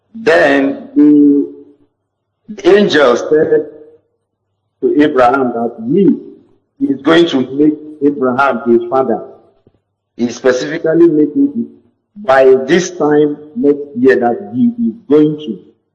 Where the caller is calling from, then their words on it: Bayelsa, Nigeria; I'm calling from Bayelsa.